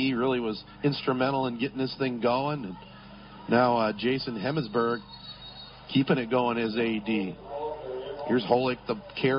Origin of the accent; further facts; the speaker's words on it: Corunna, Michigan, United States; my hometown of Corunna